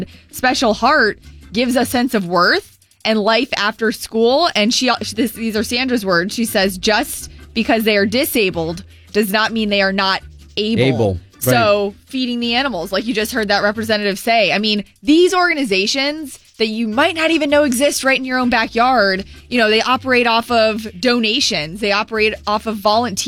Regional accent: Florida, United States; I'm born and raised in Florida

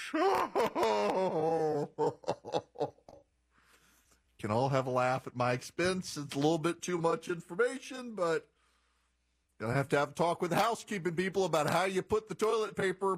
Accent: Louisiana, United States; I'm from Louisiana. It's great to be on the radio in my home state

